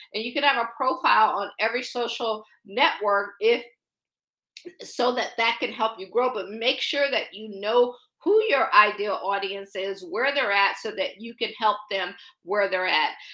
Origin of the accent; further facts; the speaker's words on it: Akron, Ohio, United States; moved away as an adult; also born or lived in Baltimore / Boston / Pittsburgh; now in Washington, D.C., United States; I'm from Akron, Ohio